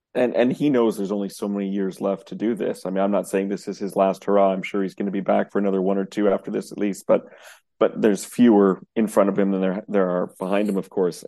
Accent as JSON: {"language": "English", "country": "Canada", "said": "we're Canadian"}